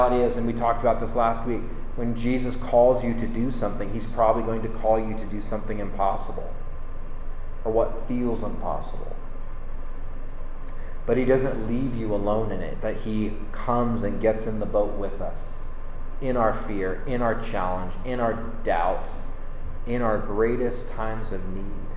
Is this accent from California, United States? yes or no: yes; Northern California, United States; moved away as an adult; now in Boise, United States; we're from Northern California originally